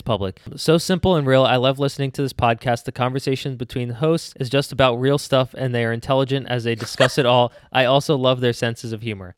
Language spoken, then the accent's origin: English; Philadelphia, Pennsylvania, United States; we are from the Philly area